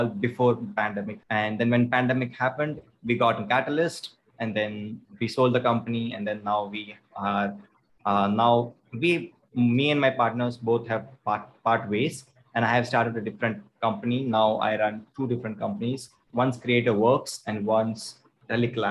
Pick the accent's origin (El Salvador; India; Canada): India; Chennai, Tamil Nadu; I'm from Chennai. Born and brought up in Chennai.